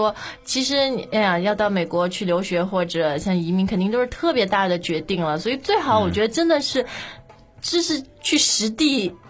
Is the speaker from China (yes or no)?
yes; China; 我们中国人